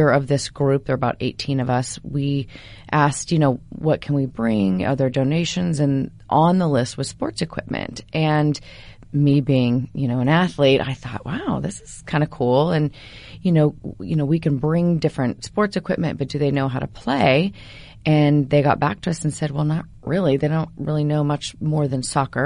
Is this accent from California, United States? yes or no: no; Oregon, United States; also born or lived in Portland; now in Los Angeles, United States; I'm from Oregon, so I come back often